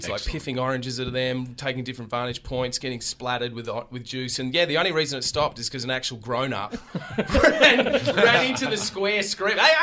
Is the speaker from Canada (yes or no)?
no; Australia